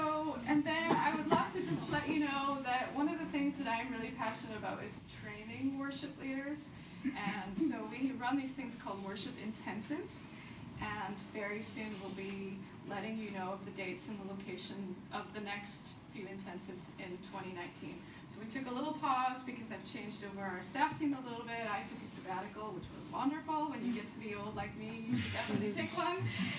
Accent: United States; born there; first language de; English is a second language; I am American by birth. My parents were missionaries, so I've lived a few different places. So my accent kind of comes and goes. If I start speaking German all of a sudden, that was my first language for a while.

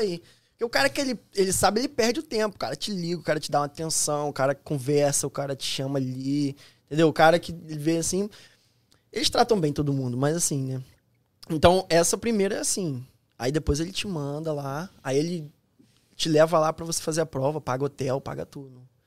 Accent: Nova Iguaçu, Rio de Janeiro, Brazil; moved away as an adult; also born or lived in Petrópolis; now in Florida, United States; sou do Rio de Janeiro, fui, nasci na, no Rio de Janeiro mesmo, mas é, de, minha infância passou ali em Nova Iguaçu

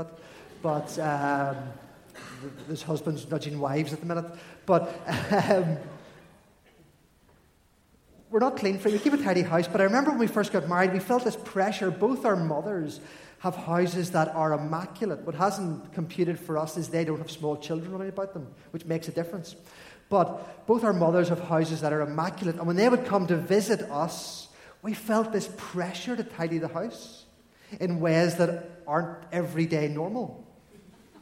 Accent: Armagh, Northern Ireland, United Kingdom; I grew up in Armagh

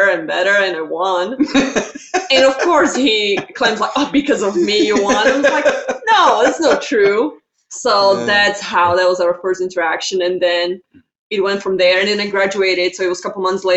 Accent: Slovakia; English is a second language; moved away as an adult; now in United States; I was born and raised in Slovakia, so it's Central Europe, and I came here in 2011 when I was 18.

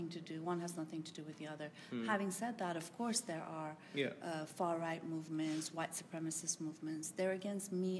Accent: Iran; now in United Kingdom; I come from Iran

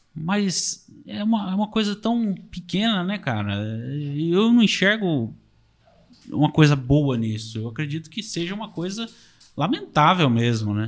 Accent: Marília region, interior of São Paulo, Brazil

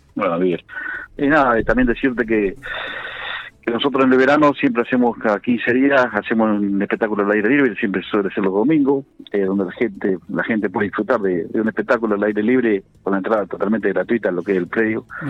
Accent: La Pampa, Argentina; como pampeanos y como argentinos

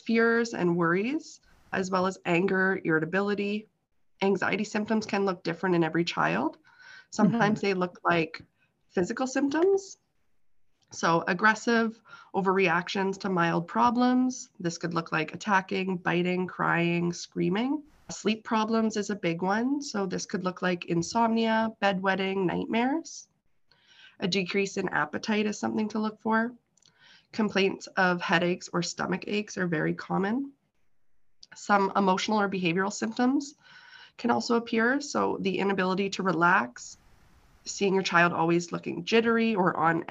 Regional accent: Kawartha Lakes, Ontario, Canada; I was born and raised here in the Kawartha Lakes.

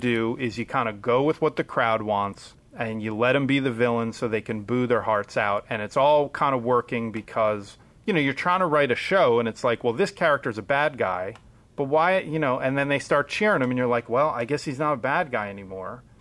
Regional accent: Pennsylvania, United States; also born or lived in Allentown; we're all from Pennsylvania

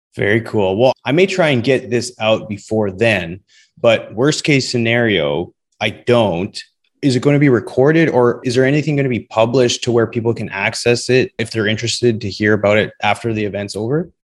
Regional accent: Western Canada, Canada; being from Canada, Western Canada to be specific, growing up

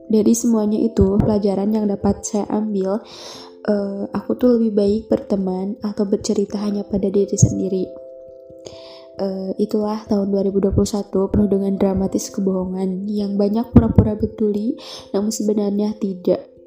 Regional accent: Garut, West Java, Indonesia; asal dari Garut.

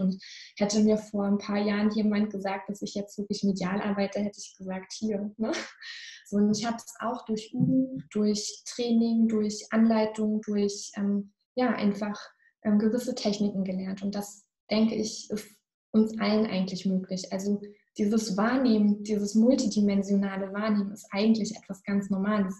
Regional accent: Northern Germany, Germany

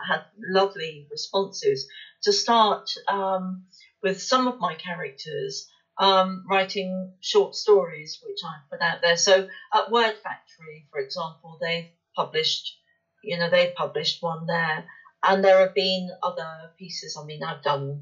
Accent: West Country, South West England, United Kingdom; accent: West Country; my West Country accent

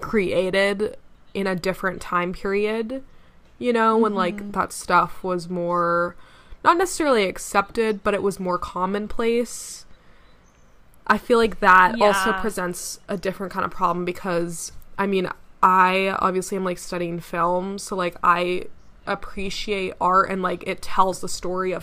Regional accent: Jamaica; So even though I'm Jamaican, I didn't really realize this, but when he's singing under the sea, he's in a like typical Jamaican accent

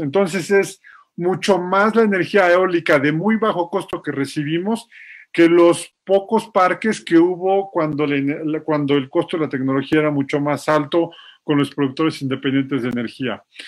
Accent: Mexico; yo estudié tres años de mi primaria en una escuela de petróleos mexicanos

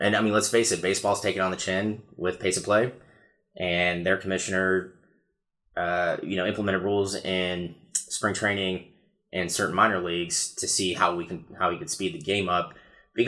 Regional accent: Ohio, United States; now in Fayetteville, United States; I'm all Ohio as well.

